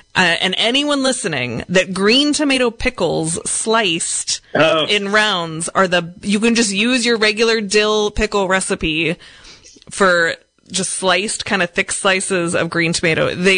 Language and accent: English; Seattle, Washington, United States; moved away; I grew up in Seattle